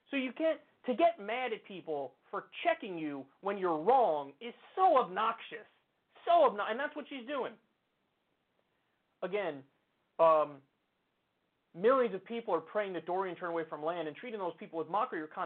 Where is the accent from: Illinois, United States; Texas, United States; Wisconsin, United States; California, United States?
Texas, United States; I was born and raised in Texas. So I've seen it.